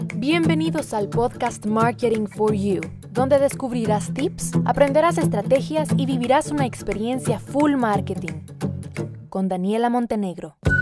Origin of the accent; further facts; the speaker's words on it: Guatemala; yo soy de Guatemala